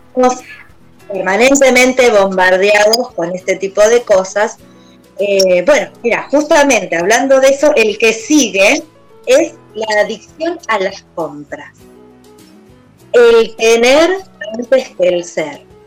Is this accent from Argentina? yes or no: yes; Argentina; como argentinos